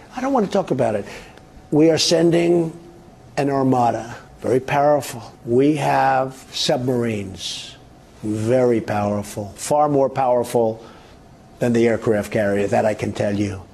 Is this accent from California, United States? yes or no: no; Chicago, Illinois, United States; where I grew up in Chicago